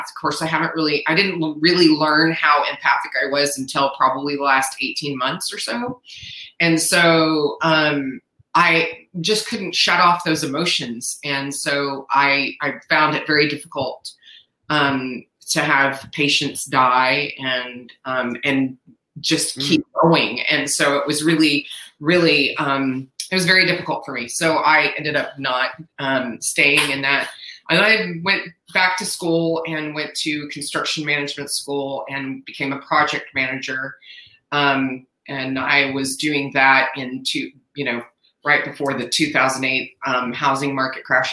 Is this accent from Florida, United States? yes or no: no; San Antonio, Texas, United States; I was born and raised in San Antonio, Texas